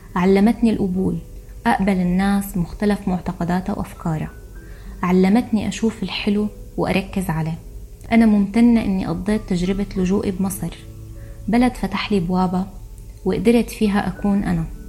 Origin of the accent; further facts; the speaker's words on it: Syria; moved away as an adult; also born or lived in Egypt; لما طلعت من سوريا صرت لاجئة